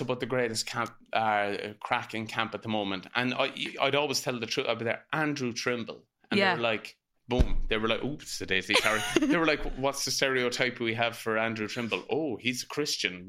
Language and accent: English; Ireland; as Irish people, it's vital we pass it down